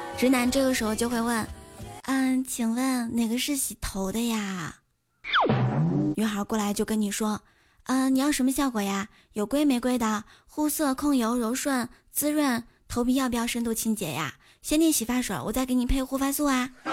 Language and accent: Chinese; Shanxi, China; now in Qingdao, China; 山西是面食之乡